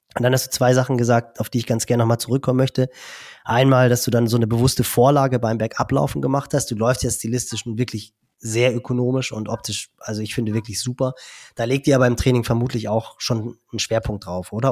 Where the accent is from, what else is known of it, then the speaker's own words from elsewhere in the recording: Germany; bei uns in Deutschland